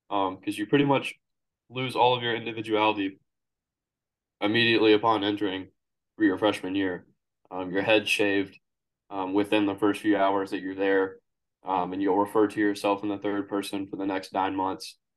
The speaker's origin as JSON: {"language": "English", "region": "Kansas", "country": "United States", "tie": "born there", "said": "I was born in Kansas, and I moved around a good bit while I was growing up because, like you said, my father was in the Army."}